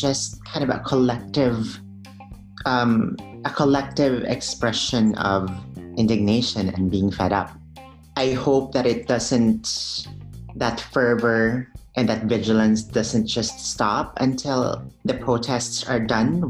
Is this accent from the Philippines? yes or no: yes; Philippines; moved away as an adult; now in United States; I'm an immigrant from the Philippines. I've only been here for over 10 years